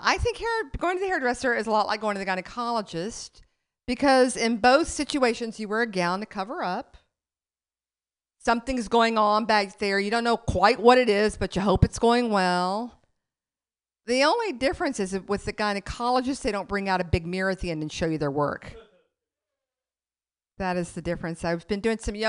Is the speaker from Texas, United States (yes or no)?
yes; Lubbock, Texas, United States; now in New York City, United States; I grew up in Lubbock, Texas, and then, and then I moved to New York City